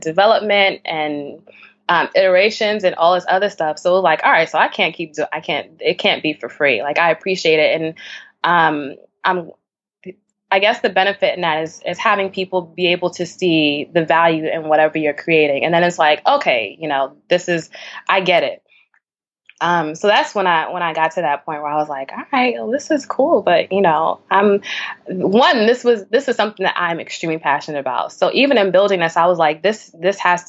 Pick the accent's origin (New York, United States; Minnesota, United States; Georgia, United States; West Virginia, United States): New York, United States; New York City; I grew up in Bed-Stuy